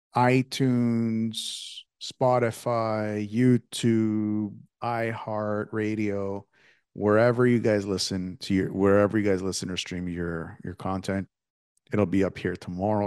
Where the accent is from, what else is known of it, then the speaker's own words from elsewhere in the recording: Canada; me growing up in Canada